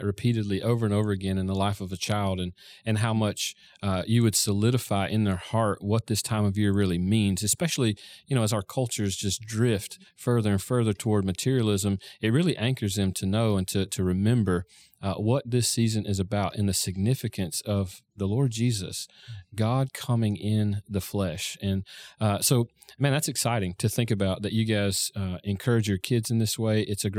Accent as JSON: {"language": "English", "region": "Florida", "country": "United States", "tie": "born or raised there", "said": "So I grew up in Florida. Christmas was 80 degrees or 85 degrees."}